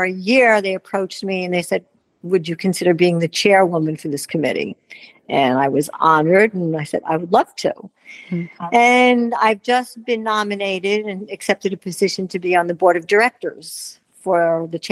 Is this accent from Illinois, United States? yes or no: no; New York, United States; moved away as an adult; now in Wellington, United States; I'm a New Yorker